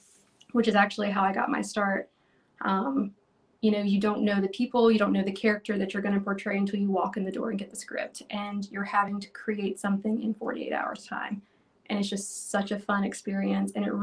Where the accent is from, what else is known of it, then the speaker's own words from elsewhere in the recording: North Carolina, United States; I grew up in North Carolina